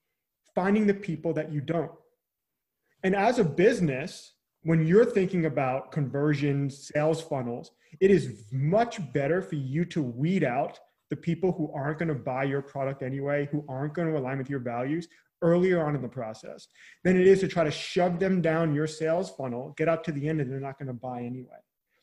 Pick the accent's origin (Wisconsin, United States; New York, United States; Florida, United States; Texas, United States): New York, United States; Long Island; now in Charleston, United States; So hometown now is outside the Charleston, South Carolina area. So I'm originally from Long Island, New York. I'm not sure how Long Island comes through when I say it anymore.